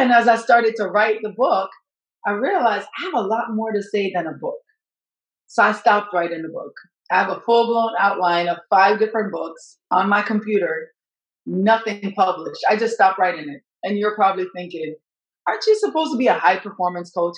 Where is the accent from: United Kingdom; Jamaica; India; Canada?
Jamaica; now in United States; I'm from Jamaica